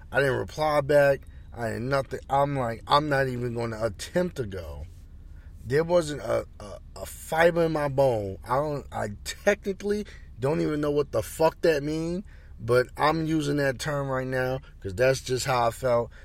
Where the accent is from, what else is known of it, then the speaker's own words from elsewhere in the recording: Roosevelt, New York, United States; my hometown, Roosevelt